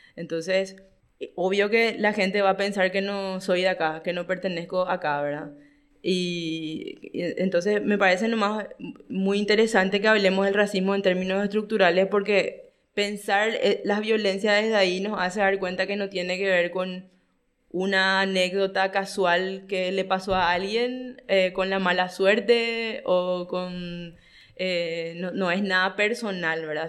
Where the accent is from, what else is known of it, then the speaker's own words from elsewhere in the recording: Paraguay; yo siempre fui extranjerizada a mi propio país, ¿verdad? Siempre, hasta hoy, yo tengo que justificar por poco con mi DNI o mi cédula de identidad que realmente soy paraguaya